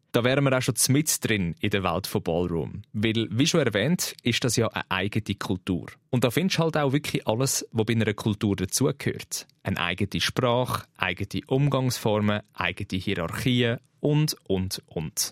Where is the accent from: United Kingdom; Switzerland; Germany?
Switzerland; bei uns in der Schweiz